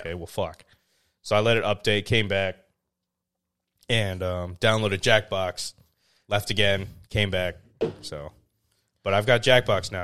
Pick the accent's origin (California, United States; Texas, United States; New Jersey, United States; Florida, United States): California, United States; I was born in California, um, but my family is, uh, uh, Vietnamese.